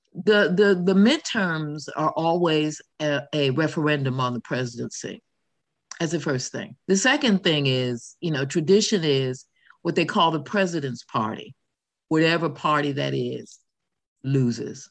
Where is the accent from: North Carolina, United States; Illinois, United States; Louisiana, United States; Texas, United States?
Illinois, United States; Chicago; also born or lived in New York; now in United Kingdom; I'm from Chicago too